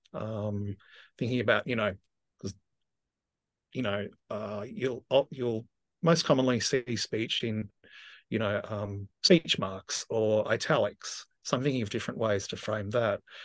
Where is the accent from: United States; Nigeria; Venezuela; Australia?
Australia; Tasmania; moved away as an adult; also born or lived in Victoria; I grew up in Tasmania, and I left at eighteen and moved to, um, you know, just across a body of water to Victoria.